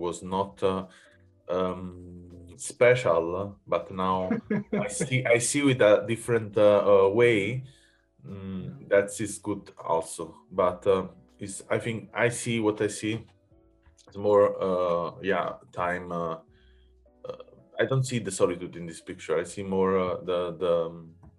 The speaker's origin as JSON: {"language": "English", "area": "a village close to Naples", "region": "Campania", "country": "Italy", "moved": "yes", "lives_now": "Berlin, Germany", "said": "I'm from Naples, so a village close to Naples in Italy. And when I moved in Berlin"}